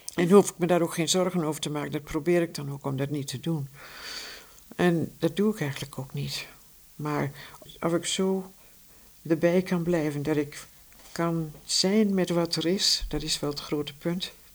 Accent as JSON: {"language": "Dutch", "town": "Vierakker", "region": "Gelderland", "country": "Netherlands", "tie": "born or raised there", "also_born_or_lived": "Amsterdam", "moved": "yes", "lives_now": "Heino, Netherlands", "said": "ik ben in Vierakker geboren bij Zutphen."}